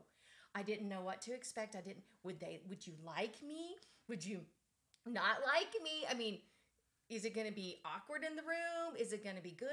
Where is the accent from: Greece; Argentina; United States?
United States; West Texas; when I was growing up, I grew up in West Texas